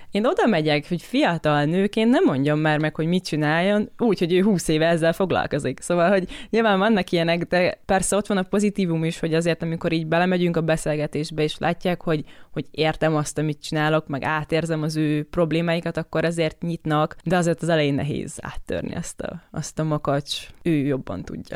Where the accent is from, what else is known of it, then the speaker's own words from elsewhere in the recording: Debrecen, Hajdú-Bihar, Hungary; alapvetően Debrecenből származom, és a családom ott foglalkozik mezőgazdasággal